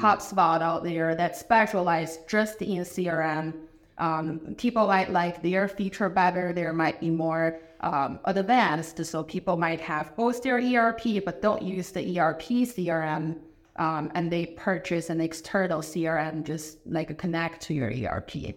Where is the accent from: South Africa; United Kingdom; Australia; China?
China; English is a second language; moved away as an adult; also born or lived in Madison, Wisconsin / Chicago; now in Columbus, United States; I am originally from China. I was born in China